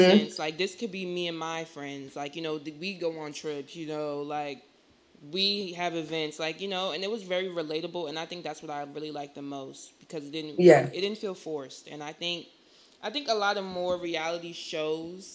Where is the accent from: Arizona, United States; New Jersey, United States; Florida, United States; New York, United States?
New Jersey, United States; I'm from Jersey